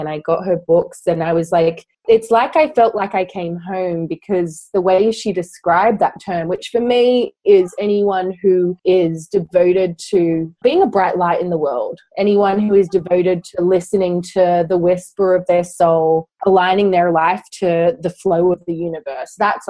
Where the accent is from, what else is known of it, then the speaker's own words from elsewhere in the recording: Australia; moved away as an adult; now in London, United Kingdom; I'm originally from Australia, but I moved to London about 10 years ago.